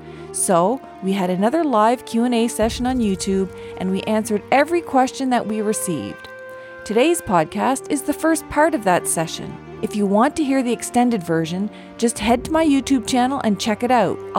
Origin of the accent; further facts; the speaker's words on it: Eel River Bar First Nation, New Brunswick, Canada; moved away; am a Mi'kmaq lawyer, professor, author, content creator, and public educator. I'm from Iorubar First Nation, but today I'm coming to you from the sovereign territories of Mississaugas of Scugog.